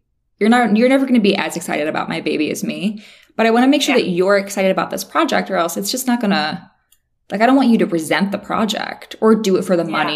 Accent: West Virginia, United States; moved away as an adult; also born or lived in Miami / Los Angeles; now in Nashville, United States; I'm from West Virginia and I moved to Miami to work in marketing

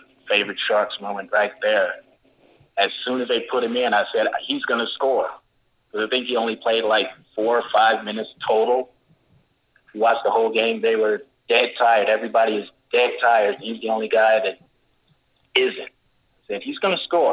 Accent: Kansas City, Missouri, United States; moved away; also born or lived in Colorado Springs; I'm originally out from Kansas City

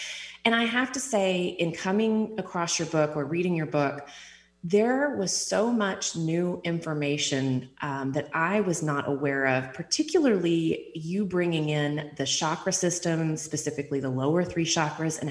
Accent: East Texas, United States; growing up in East Texas

